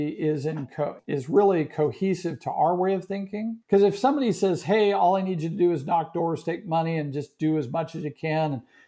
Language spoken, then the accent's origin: English; Marin County, California, United States; also born or lived in Maryland; now in Texas, United States; In California, Marin County.